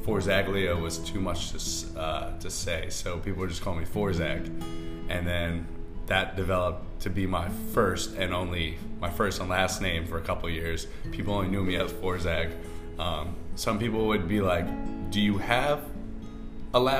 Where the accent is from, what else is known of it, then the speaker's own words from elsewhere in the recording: Westchester, New York, United States; also born or lived in Bronx, New York / New Hampshire / Boston; now in New York City, United States; I was born in the Bronx in Throgs Neck. And then a couple years went by, we moved up to Westchester. And I grew up in Westchester, New York, until I left for college